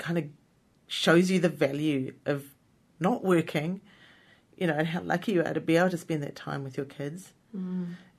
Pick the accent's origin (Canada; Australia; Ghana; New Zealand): New Zealand; as a New Zealander